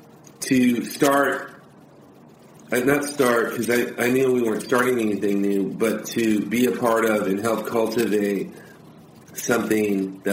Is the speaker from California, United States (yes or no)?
yes; Harbor City, California, United States; I'm actually not an Orange County kid. I was born in Harbor City, in the South Bay. So I'm a South Bay kid.